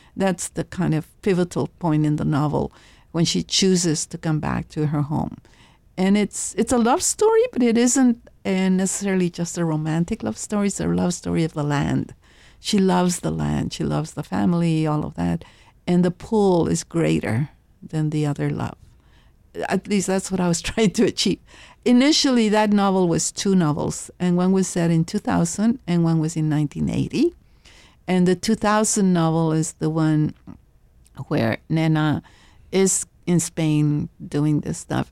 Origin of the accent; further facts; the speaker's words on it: Laredo, Texas, United States; My mother would go shopping downtown in Laredo